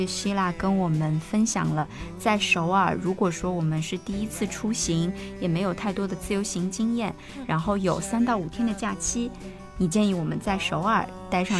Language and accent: Chinese; southern China, China; 因为我是南方人嘛